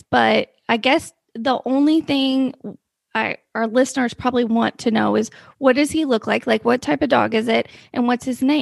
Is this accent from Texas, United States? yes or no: yes; Texas, United States; we're from Texas.